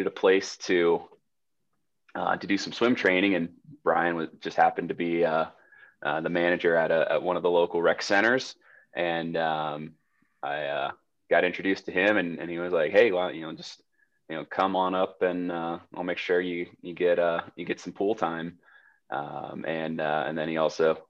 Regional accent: Jacksonville, Florida, United States; now in Colorado Springs, United States; I grew up in Jacksonville, Florida

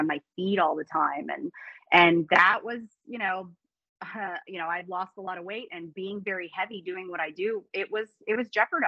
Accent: Tampa, Florida, United States; I am born and raised in the Tampa Bay area in Florida

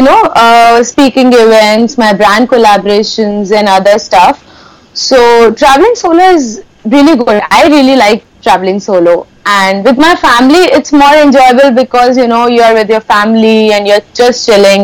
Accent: Kanpur, Uttar Pradesh, India; my hometown Kanpur

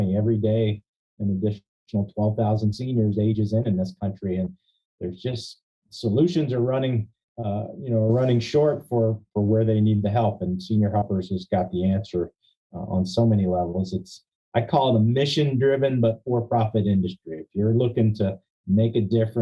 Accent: Bel Air, Maryland, United States; I was living in my hometown of Bel Air, where one of the franchise brands here in Maryland has their headquarters

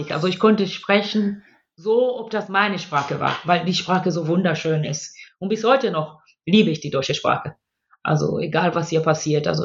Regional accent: Tanzania; born there; wollte ich nur ganz kurz ähm, das Land, wo ich geboren bin, also ganz laut klatschen für Tansania und es in Schutz nehmen.

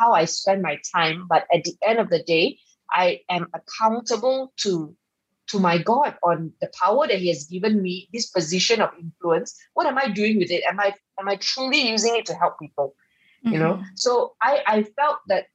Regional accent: Subang Jaya, Selangor, Malaysia; when I was offered to run for the state seat of Subang Jaya, my hometown

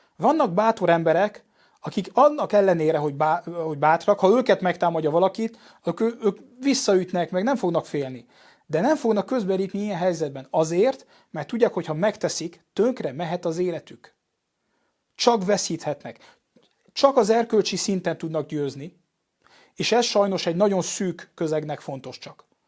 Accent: Paris, Île-de-France, France; Hungarian is a second language; moved away as an adult; now in Budapest, Hungary; édesanyám magyar, apám francia, és én tulajdonképpen kint nőttem föl Párizsban

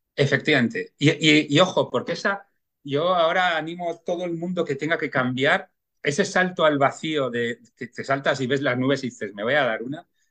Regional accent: Bilbao, Basque Country, Spain; yo nací en Bilbao y, bueno, en mi infancia pues fue además en una época en la cual eh, pues Bilbao era, era muy industrial, gris

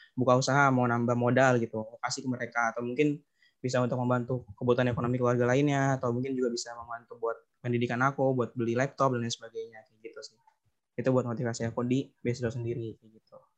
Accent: Bekasi, West Java, Indonesia; Asalnya dari Bekasi

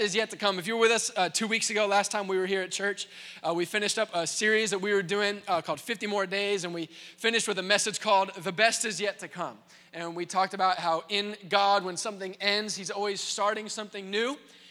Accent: Indianapolis, Indiana, United States; also born or lived in Waco, Texas; I grew up here in Indianapolis

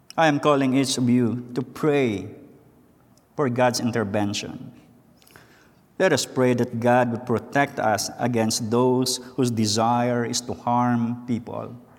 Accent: Philippines; English is a second language; moved away as an adult; now in United States; I was born and raised in the Philippines

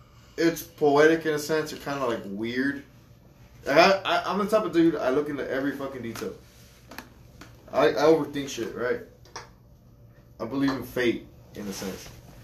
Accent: Mexico; I'm Mexican.

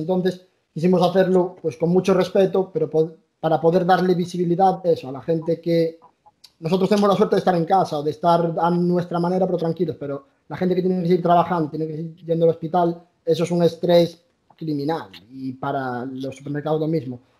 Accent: A Coruña, Galicia, Spain; Somos gallegos, somos de La Coruña.

